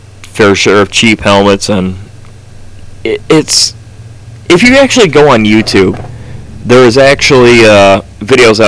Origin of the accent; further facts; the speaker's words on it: United States; we are from America